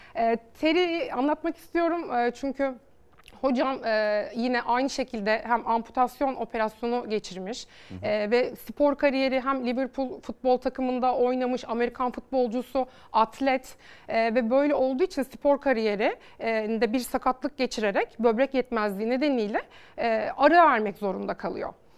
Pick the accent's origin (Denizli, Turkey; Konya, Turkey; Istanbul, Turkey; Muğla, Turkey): Muğla, Turkey; Bodrum; Bodrum e, doğumluyum.